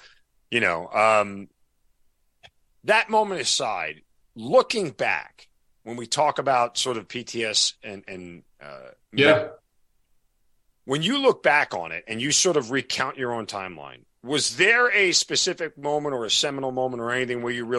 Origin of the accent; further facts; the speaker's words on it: New York, United States; I grew up in New York